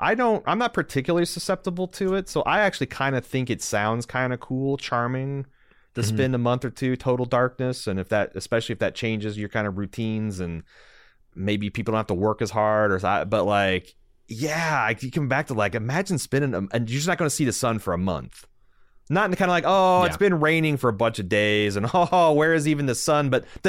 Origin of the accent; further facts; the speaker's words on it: Indiana, United States; I came from Southern Indiana. It's super possible.